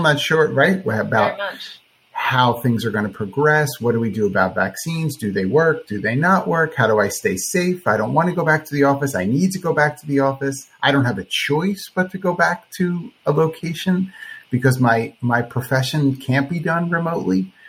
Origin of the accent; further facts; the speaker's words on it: Philadelphia area, New Jersey, United States; moved away as an adult; now in Florida, United States; I'm from the Philadelphia area, South Jersey